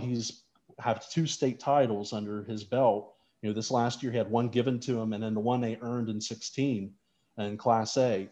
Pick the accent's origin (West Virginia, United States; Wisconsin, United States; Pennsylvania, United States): West Virginia, United States; St. Marys; the community radio stations where I grew up in St. Mary's, West Virginia